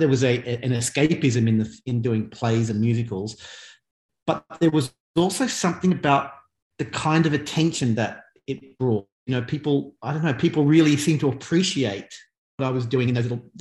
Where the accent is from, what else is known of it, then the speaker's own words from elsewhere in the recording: Lake Macquarie, New South Wales, Australia; I grew up in Lake Macquarie, it was Newcastle at the time, but it became its own city when I was a child.